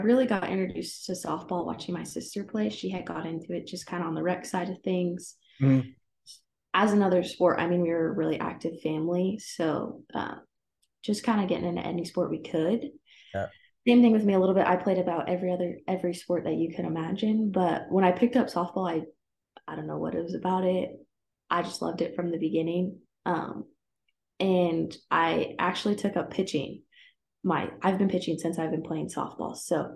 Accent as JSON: {"language": "English", "town": "Broomfield", "region": "Colorado", "country": "United States", "tie": "born or raised there", "said": "I went to Holy Family High School down in Broomfield, Colorado."}